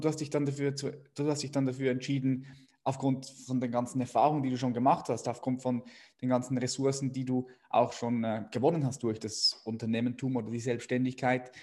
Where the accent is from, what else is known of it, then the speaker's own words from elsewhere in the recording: Switzerland; als Schweizer